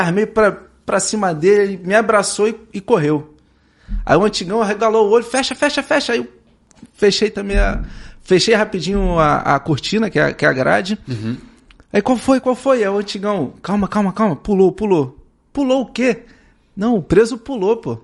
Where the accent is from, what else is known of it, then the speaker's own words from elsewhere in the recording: São Gonçalo, Rio de Janeiro, Brazil; Eu sou de São Gonçalo